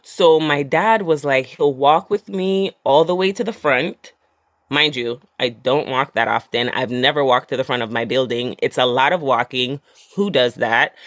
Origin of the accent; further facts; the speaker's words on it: Jamaica; I'm Jamaican